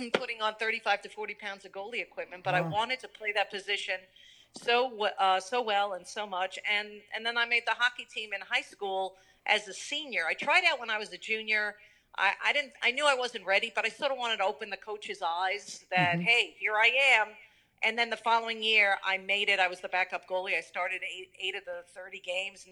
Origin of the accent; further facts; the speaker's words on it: Long Island, New York, United States; growing up on Long Island at that time